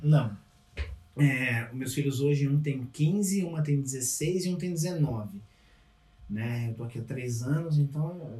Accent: São Paulo, Brazil; moved away as an adult; also born or lived in Capão Redondo; now in Canada; sou de São Paulo

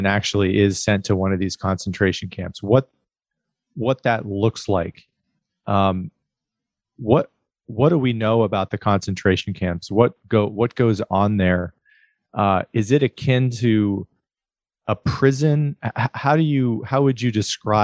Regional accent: United States; as an American

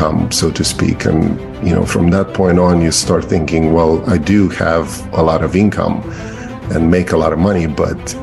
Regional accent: Romania; English is a second language; moved away as an adult; now in Maryland, United States; I'm an immigrant from Romania. I came here when I was 28 years old

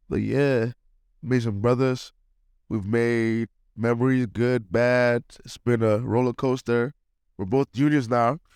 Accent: Nigeria; moved away; also born or lived in United Kingdom; I'm a Nigerian

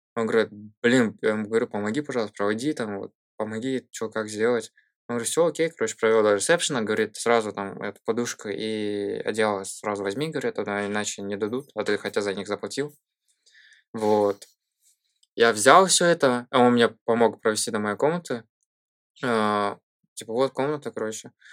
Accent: Shymkent, Turkistan Region, Kazakhstan; moved away as an adult; also born or lived in Coventry, United Kingdom; я из Казахстана

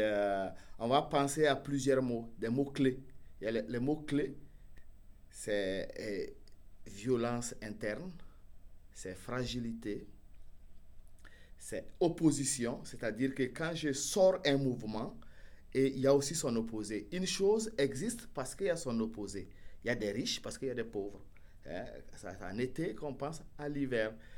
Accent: Burkina Faso; moi, du Burkina Faso

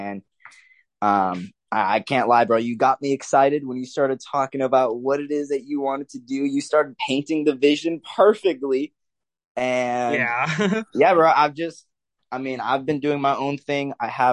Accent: the Big Island, Hawaii, United States; also born or lived in Denton, Texas; now in Dallas-Fort Worth, United States; I grew up mainly in Hawaii. Yes, Hawaii. I'm from the islands, the Big Island.

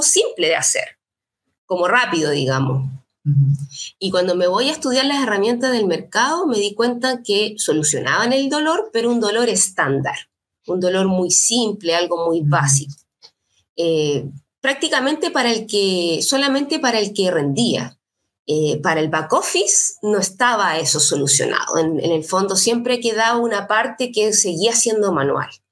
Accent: Valparaíso, Chile; also born or lived in Viña del Mar; Yo soy nací en Valparaíso, estudié en la, universidad acá.

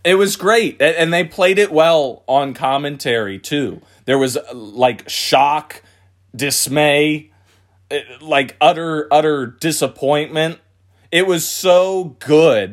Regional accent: Philadelphia, Pennsylvania, United States; moved away; I'm from Philadelphia, Pennsylvania originally

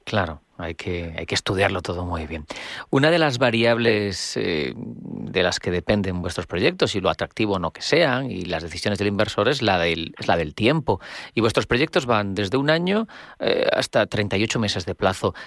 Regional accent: Spain; los españoles somos los europeos con mayor tasa de ahorro

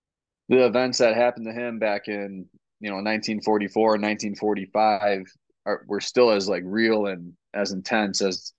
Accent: Wisconsin, United States; So I'm originally from Wisconsin, just a small town

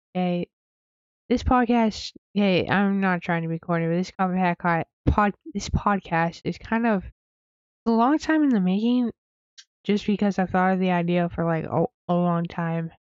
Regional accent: Wyoming, United States; moved away; I'm from Wyoming.

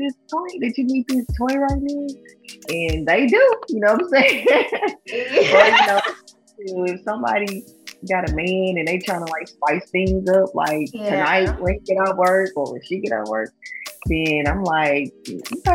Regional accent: Jackson, Tennessee, United States; most of my clients are in my hometown, obviously, in Jackson, Tennessee

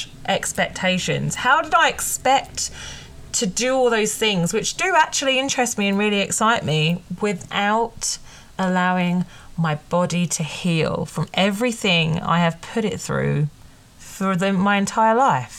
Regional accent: United Kingdom; I'm British

